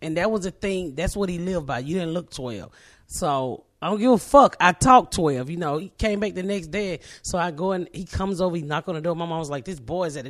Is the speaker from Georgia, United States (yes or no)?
yes; Atlanta, Georgia, United States; is in Atlanta. I'm from Atlanta.